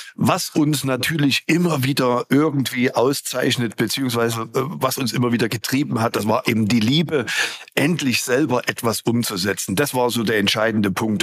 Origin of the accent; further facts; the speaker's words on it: Gera, Thuringia, Germany; wieder rüber zu mir in meine Heimat und habe dann die erste Fahrschule 1990 im März gegründet